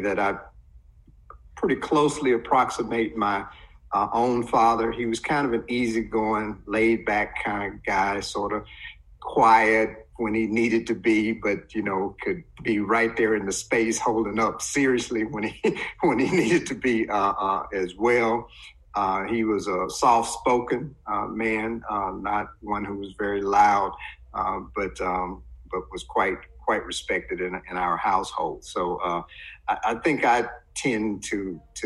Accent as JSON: {"language": "English", "town": "Cleveland", "region": "Mississippi", "country": "United States", "tie": "born or raised there", "said": "growing up in Cleveland, Mississippi, in the early, you know, late 60s, early 70s"}